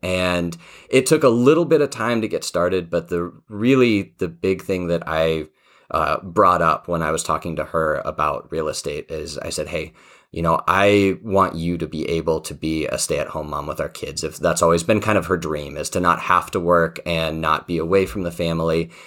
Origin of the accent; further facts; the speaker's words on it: Colorado, United States; I grew up out in Colorado